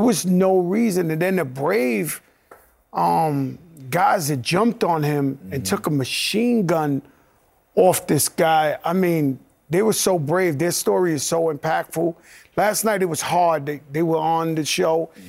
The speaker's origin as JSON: {"language": "English", "town": "New York City", "region": "New York", "country": "United States", "tie": "born or raised there", "moved": "yes", "lives_now": "New Jersey, United States", "said": "a kid from the Bronx"}